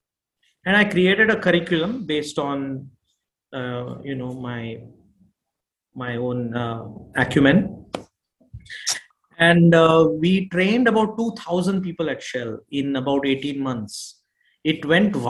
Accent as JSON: {"language": "English", "country": "India", "tie": "born or raised there", "also_born_or_lived": "Houston, Texas", "moved": "yes", "said": "I am born and brought up in India"}